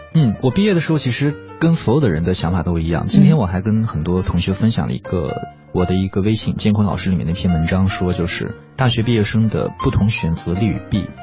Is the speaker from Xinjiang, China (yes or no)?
yes; Xinjiang, China; first language Chinese; moved away as an adult; now in Beijing, China; 我一个西北的孩子能够来到北京